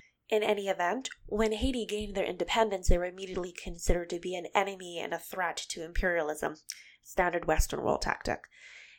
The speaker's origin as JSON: {"language": "English", "country": "Bahamas", "moved": "yes", "said": "I'm originally from the Bahamas, so my country's indigenous spirituality"}